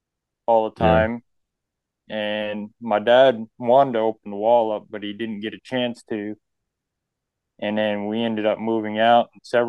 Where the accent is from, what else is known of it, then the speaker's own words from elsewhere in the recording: New York, United States; now in Breckenridge, United States; I'm actually originally from New York State, is where I grew up.